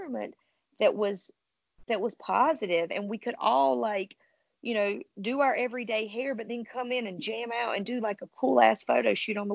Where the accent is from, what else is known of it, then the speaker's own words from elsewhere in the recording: the South, United States; I was raised in the South